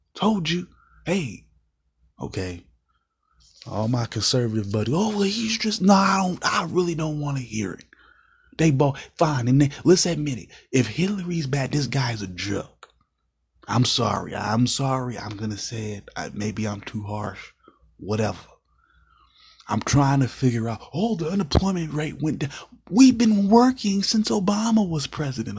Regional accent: United States; as an American citizen

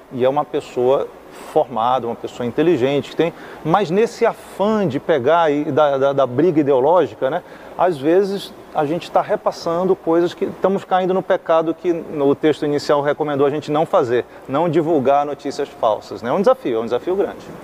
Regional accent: Brazil; a nossa mentalidade como brasileiro

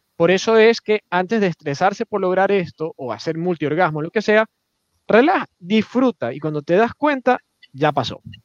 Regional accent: Ecuador; como latinoamericanos, no solo ecuatorianos

